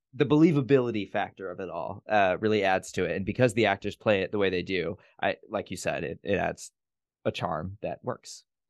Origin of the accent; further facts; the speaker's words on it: Gary, Indiana, United States; moved away; I'm from Gary, Indiana